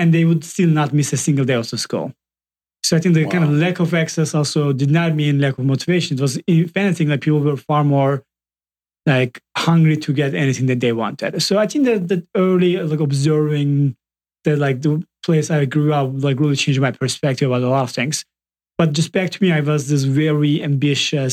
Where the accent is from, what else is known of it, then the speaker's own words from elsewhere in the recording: Southeastern Anatolia, Turkey; moved away as an adult; I grew up in Turkey and came here like 9 years ago to start Udemy